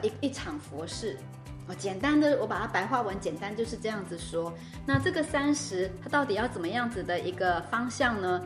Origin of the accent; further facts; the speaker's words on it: Taiwan; moved away; 我可能要回去我的故乡，回台湾